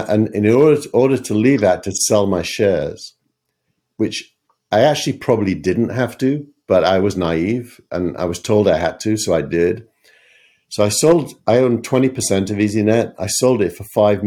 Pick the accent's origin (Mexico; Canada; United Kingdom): United Kingdom; England; accent: regional accent